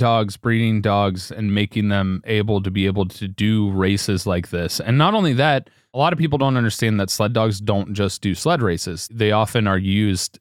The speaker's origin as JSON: {"language": "English", "region": "Ohio", "country": "United States", "tie": "born or raised there", "said": "what we grew up with in Ohio"}